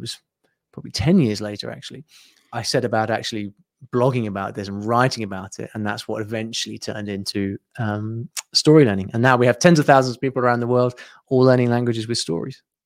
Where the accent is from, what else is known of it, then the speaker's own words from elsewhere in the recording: United Kingdom; I'm from the U K, as you can probably tell from my, uh, fr-, from my accent.